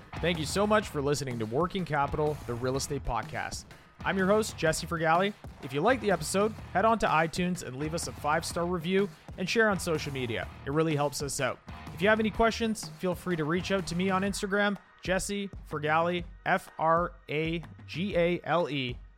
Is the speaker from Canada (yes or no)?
yes; Canada; we come from a very, very regulated market up here